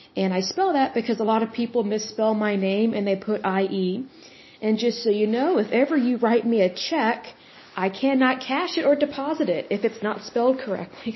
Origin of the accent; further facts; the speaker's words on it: Yukon, Oklahoma, United States; I grew up in Yukon, Oklahoma, and uh, now I live in Oklahoma City